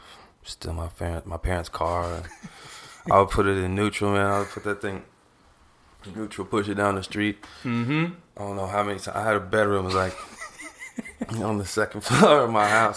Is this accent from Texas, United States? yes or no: yes; Austin, Texas, United States; growing up in Austin, I went to that Austin High School down there